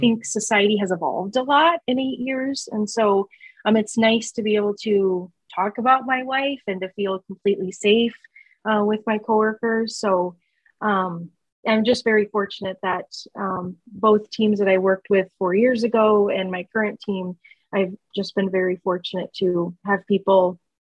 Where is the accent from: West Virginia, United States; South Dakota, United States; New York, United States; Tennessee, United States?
South Dakota, United States; Sioux Falls; moved away as an adult; now in Norfolk, United States; I grew up and moved from Sioux Falls, South Dakota.